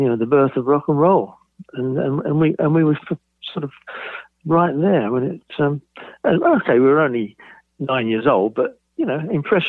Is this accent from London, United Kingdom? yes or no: yes; Bromley, London, United Kingdom; Yeah, there was a few bomb sites around which we used to play on, which are now, you know, blocks of flats and God knows what.